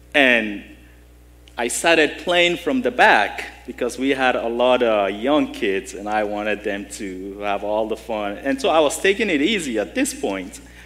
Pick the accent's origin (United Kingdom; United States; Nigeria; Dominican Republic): Nigeria; moved away; growing up in Nigeria, we didn't have much